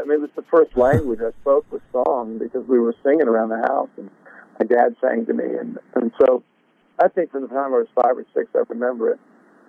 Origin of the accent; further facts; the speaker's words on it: Oregon, United States; also born or lived in Sacramento; I was born in Sac, and then moved up to Southern Oregon. We had a cattle ranch up there.